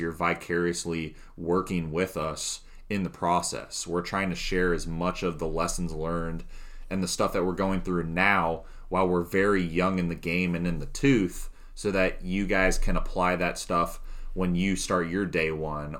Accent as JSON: {"language": "English", "region": "South Florida", "country": "United States", "tie": "born or raised there", "also_born_or_lived": "Carolinas / Ohio", "moved": "yes", "said": "Growing up in South Florida"}